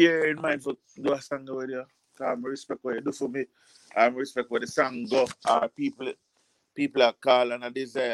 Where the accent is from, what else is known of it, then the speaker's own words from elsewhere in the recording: Jamaica; accent: patois; as a Jamaican and you won't know if I don't open my mouth. And when I open my mouth, I'm not talking a patois.